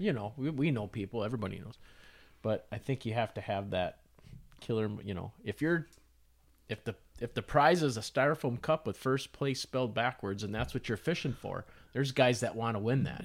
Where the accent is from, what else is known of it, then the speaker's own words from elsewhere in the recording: Clearwater Lake, Minnesota, United States; I grew up on Clearwater